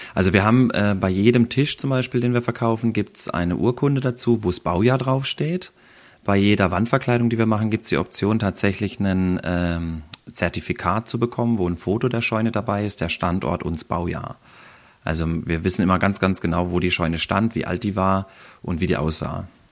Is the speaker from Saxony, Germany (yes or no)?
no; Black Forest, Baden-Württemberg, Germany; wir hier bei uns im Schwarzwald wir vespern